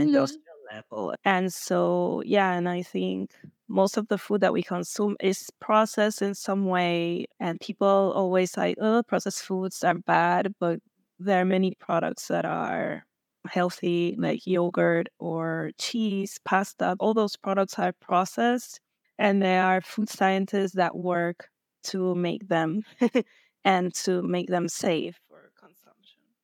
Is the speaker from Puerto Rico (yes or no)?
yes; Puerto Rico; I'm from Puerto Rico